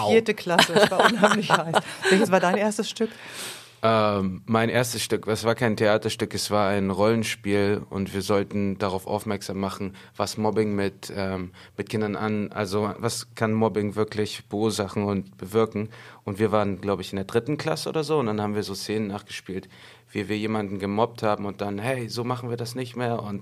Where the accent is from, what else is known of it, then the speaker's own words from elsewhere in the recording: Hamburg, Germany; Geboren und aufgewachsen in Schnellsen zur Schule gegangen in Schnellsen, äh, Abi gemacht in Schnellsen.